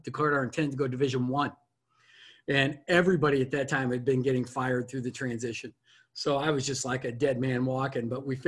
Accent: Doland, South Dakota, United States; moved away as an adult; now in Lincoln, United States; I grew up in Dolan, South Dakota

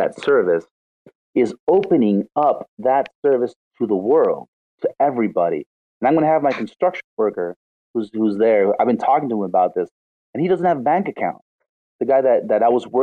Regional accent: Los Angeles, California, United States; moved away as an adult; now in Rosario, Argentina; I'm from Los Angeles

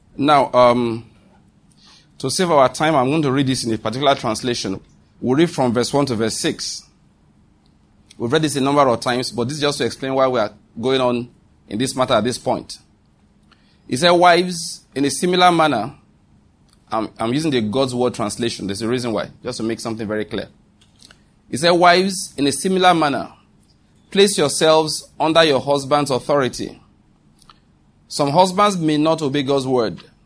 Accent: Western Nigeria, Nigeria; I grew up in Western Nigeria, and I speak Yoruba very well.

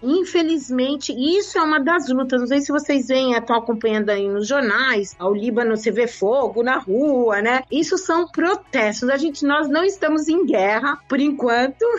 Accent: São Paulo, Brazil; moved away as an adult; now in Lebanon; Eu nasci em São Paulo, na cidade de São Paulo, precisamente no bairro da Vila Mariana, na Rua Vergueiro. Eu sempre morei na Vila Mariana

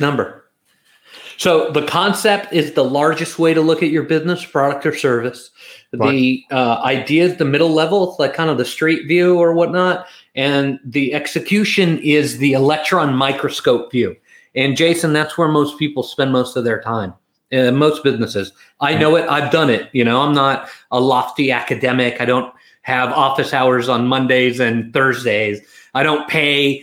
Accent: London, United Kingdom; I'm an East London West Ham fan

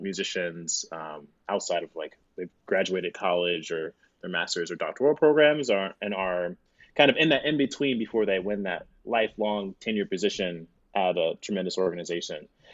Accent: Florida, United States; moved away as an adult; now in Chicago, United States; I'm from Florida

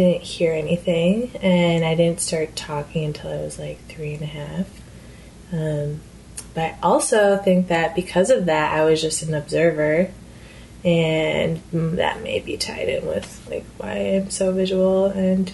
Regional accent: Midwest, United States; moved away as an adult; now in San Francisco, United States; I am from the Midwest, so street art isn't as big of a thing there, especially in smaller towns

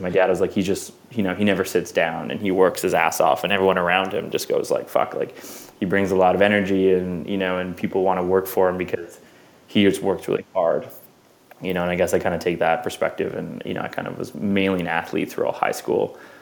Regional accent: Vancouver, British Columbia, Canada; moved away; I grew up in Vancouver

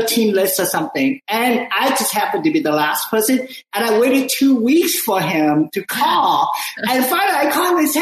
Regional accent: Ho Chi Minh City, Vietnam; now in United States; I was born in, during the war, Vietnam War. All I know is the war. Like, we hear bombing. I live in Saigon, like little China. I'm Chinese, but I'm from Vietnam

